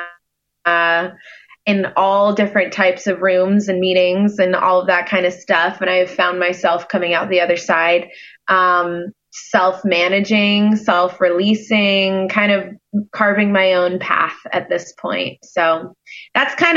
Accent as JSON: {"language": "English", "town": "Hilton Head Island", "region": "South Carolina", "country": "United States", "tie": "born or raised there", "said": "I'm born and raised on a small island called Hilton Head Island, off the coast of South Carolina."}